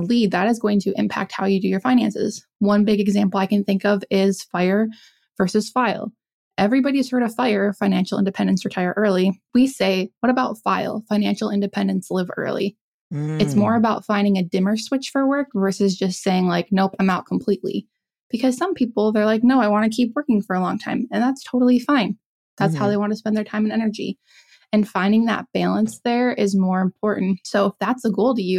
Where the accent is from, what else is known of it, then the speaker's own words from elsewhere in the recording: South Dakota, United States; moved away; I grew up in South Dakota.